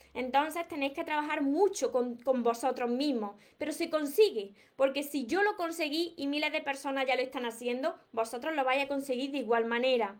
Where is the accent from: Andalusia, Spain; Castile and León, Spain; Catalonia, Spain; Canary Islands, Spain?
Andalusia, Spain; no pronuncio la S porque es que soy de, de Andalucía, de aquí de España, de Andalucía